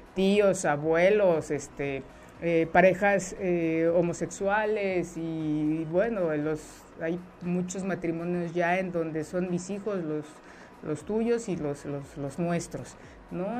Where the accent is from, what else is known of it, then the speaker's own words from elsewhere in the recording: Mexico; nuestra cultura como mexicanos, como mexicanas